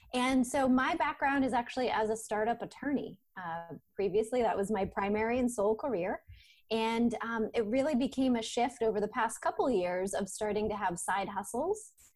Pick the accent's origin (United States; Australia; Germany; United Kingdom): United States; Maine; also born or lived in Portland, Maine; I'm from Maine originally